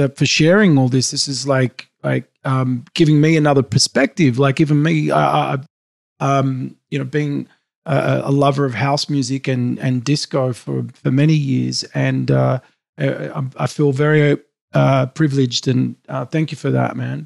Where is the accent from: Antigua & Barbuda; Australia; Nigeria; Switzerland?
Australia; Sydney, New South Wales; I grew up in Sydney, Australia.